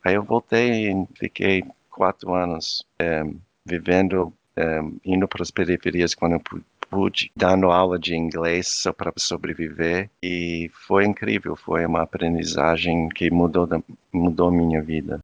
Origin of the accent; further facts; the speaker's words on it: Virginia Beach, Virginia, United States; Portuguese is a second language; moved away as an adult; also born or lived in Huntsville, Alabama / Brazil / Portugal / Cape Verde; now in Denmark; eu nasci nos Estados Unidos, eu nasci num lugar meu, é uma cidade praia, é, no, no, estado de Virgínia